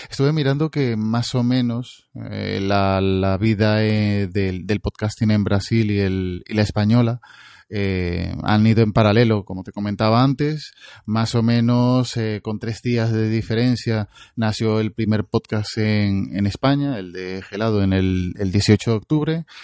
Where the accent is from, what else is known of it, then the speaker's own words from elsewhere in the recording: Venezuela; moved away; soy venezolano y ya escuchaba en Venezuela